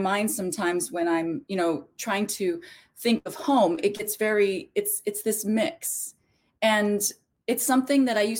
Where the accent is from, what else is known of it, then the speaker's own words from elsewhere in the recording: Philippines; born there; And what's interesting also is I was born in the Philippines.